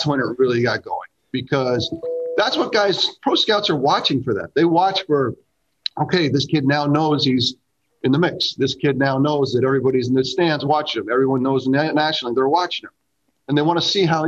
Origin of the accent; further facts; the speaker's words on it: Greenwich, Connecticut, United States; I'm from Greenwich, Connecticut